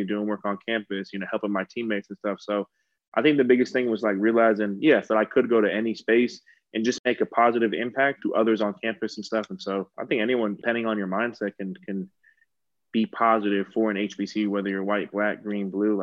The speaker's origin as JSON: {"language": "English", "town": "Los Angeles", "region": "California", "country": "United States", "tie": "born or raised there", "moved": "as an adult", "said": "I grew up in Los Angeles my entire life"}